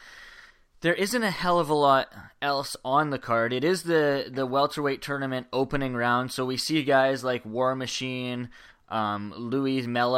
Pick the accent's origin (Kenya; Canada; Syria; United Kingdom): Canada; I am Canadian